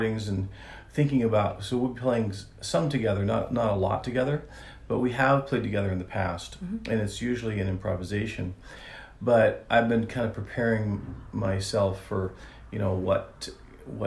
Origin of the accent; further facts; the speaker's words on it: Italy; moved away; I grew up in Italy, so I'm, you know, Italian, half Italian